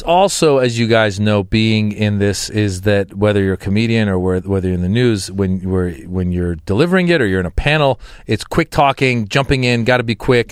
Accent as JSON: {"language": "English", "country": "United States", "tie": "born or raised there", "also_born_or_lived": "Iran", "said": "I was born in Iran. I grew up in America"}